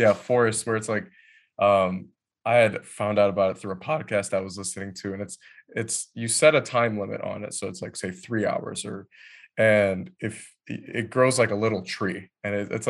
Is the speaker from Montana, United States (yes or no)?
no; Detroit, Michigan, United States; Yeah, so I'm originally born and raised in Detroit, Michigan. And then my family had moved, I think I was like 10 years old, about 20 miles north of Detroit, in a suburb of Detroit.